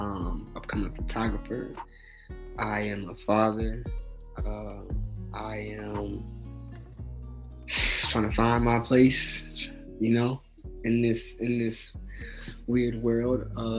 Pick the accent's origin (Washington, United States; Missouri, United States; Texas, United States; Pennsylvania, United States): Texas, United States; born there; now in Akron, United States; So I was born in Texas, but I currently reside in Akron, Ohio.